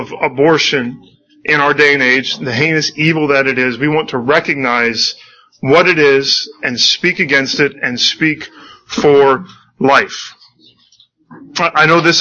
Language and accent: English; United States; I am an American citizen